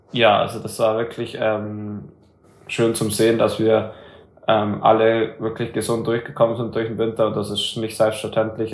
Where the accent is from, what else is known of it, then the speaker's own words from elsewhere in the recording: Germany; für uns Deutschen